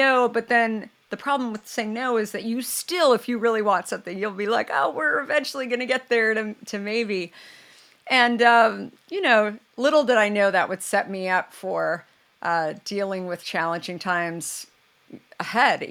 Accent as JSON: {"language": "English", "town": "Scottsdale", "region": "Arizona", "country": "United States", "tie": "born or raised there", "said": "I grew up in Scottsdale"}